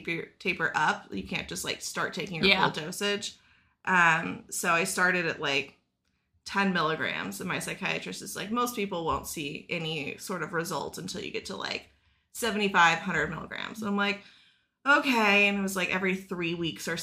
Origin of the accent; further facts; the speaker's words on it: Texas, United States; I'm from Texas.